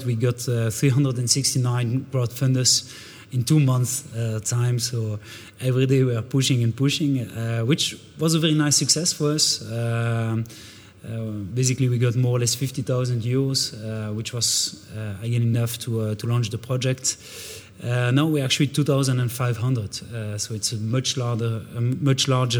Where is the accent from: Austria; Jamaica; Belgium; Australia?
Belgium; Brussels, Brussels-Capital Region; first language French; English is a second language; also born or lived in Canada / Switzerland; I'm from Brussels. I'm indeed born here. I'm French speaking, trying to do my best in Dutch.